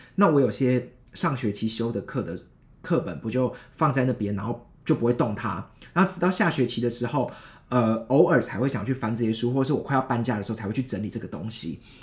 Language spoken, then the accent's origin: Chinese; Taichung, Taiwan; moved away as an adult; also born or lived in Hsinchu; 我是台中上来新竹